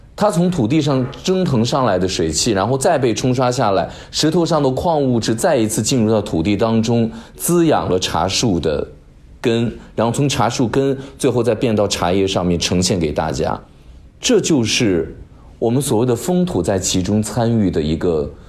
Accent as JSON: {"language": "Chinese", "region": "Northwest China", "country": "China", "tie": "born or raised there", "moved": "yes", "said": "在我们老家 这个，呃，西北一带"}